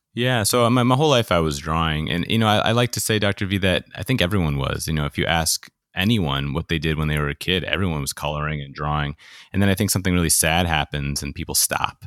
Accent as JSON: {"language": "English", "region": "New York", "country": "United States", "tie": "born or raised there", "said": "I grew up in New York"}